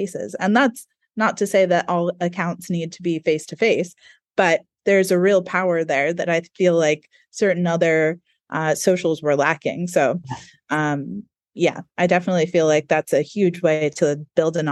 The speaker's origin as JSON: {"language": "English", "country": "United States", "accent": "American", "moved": "yes", "lives_now": "New Zealand", "said": "we both have American accents."}